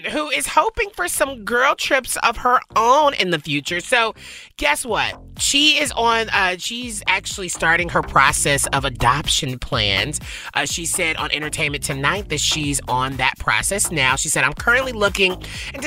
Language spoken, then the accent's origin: English; the South, United States; I grew up in the South